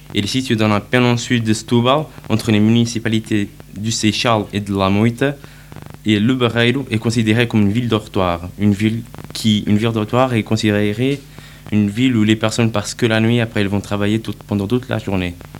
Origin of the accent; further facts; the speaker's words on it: Barreiro, Setúbal, Portugal; French is a second language; now in Switzerland; Ma ville natale est Barreiro